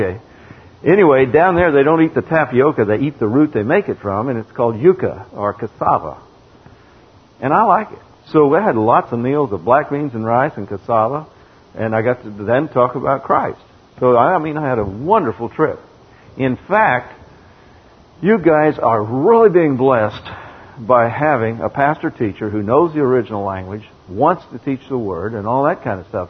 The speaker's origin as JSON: {"language": "English", "region": "Texas", "country": "United States", "said": "I'm from Texas, and I'm a farmer"}